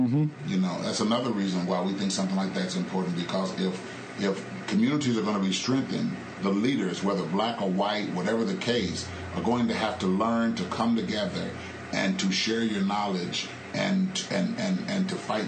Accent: Indianapolis, Indiana, United States; I'm from Indianapolis.

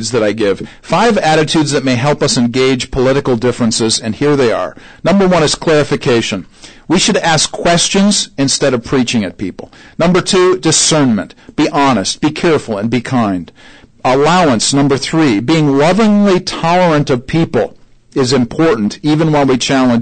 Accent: Syracuse, New York, United States; now in Indianapolis, United States; I grew up in Syracuse, New York

